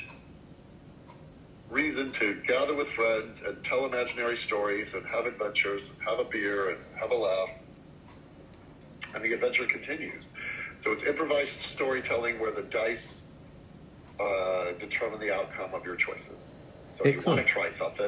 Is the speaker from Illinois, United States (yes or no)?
yes; Chicago, Illinois, United States; I grew up in Chicago